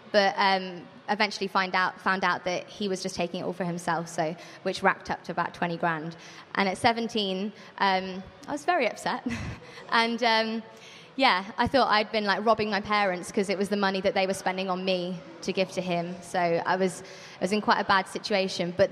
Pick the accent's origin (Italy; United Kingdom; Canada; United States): United Kingdom; Birmingham, West Midlands; moved away as an adult; now in Brighton, United Kingdom; Um, I am from Birmingham. I don't sound like it. Um, but I moved down to Brighton about four years ago um, to study songwriting at BIMM, um, and I stayed there in Brighton.